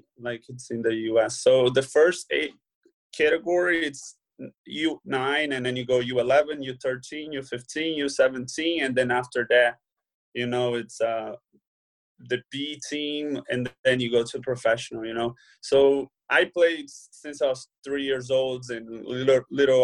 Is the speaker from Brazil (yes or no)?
yes; Brazil; English is a second language; moved away as an adult; also born or lived in Peoria, Illinois, United States; now in Switzerland; I grew up playing soccer in Brazil